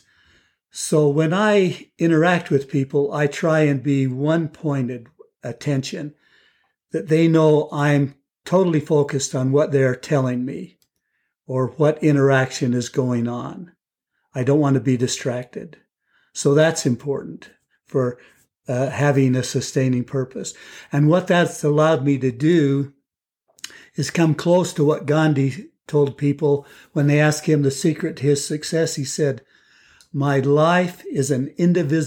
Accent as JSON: {"language": "English", "town": "Lehi", "region": "Utah", "country": "United States", "tie": "born or raised there", "also_born_or_lived": "Texas", "said": "I grew up in Lehigh"}